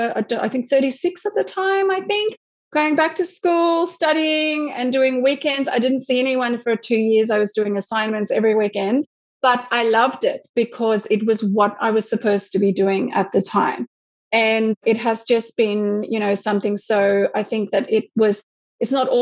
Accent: South Africa; moved away as an adult; now in Sydney, Australia; I grew up in South Africa

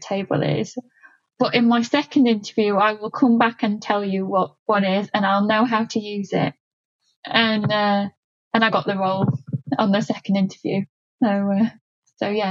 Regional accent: Yorkshire and the Humber, United Kingdom; I'm a Yorkshire girl

